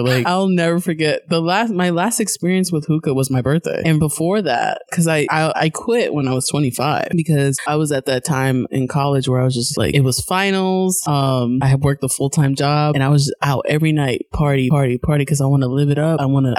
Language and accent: English; Fayetteville, North Carolina, United States; also born or lived in Queens, New York; now in New York, United States; because I'm born in Queens until 9/11. My dad was like, we're getting out of here. I don't want to raise you in New York. And we went to North Carolina, and I was raised in Fayetteville, North Carolina.